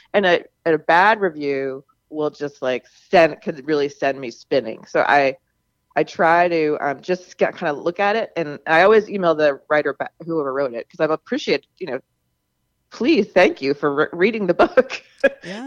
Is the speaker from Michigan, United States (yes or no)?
no; Charleston, South Carolina, United States; moved away; also born or lived in Namibia; I grew up in Charleston, South Carolina